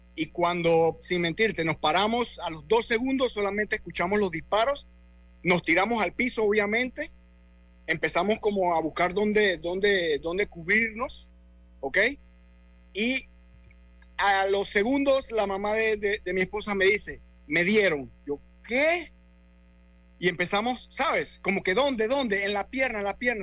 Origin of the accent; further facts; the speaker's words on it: Colón, Panama; moved away as an adult; now in United States; yo soy de Colón